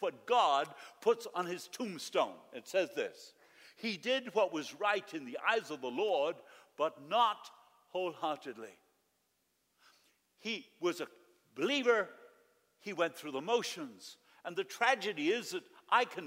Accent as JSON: {"language": "English", "country": "Argentina", "tie": "born or raised there", "moved": "yes", "said": "I lived in Argentina"}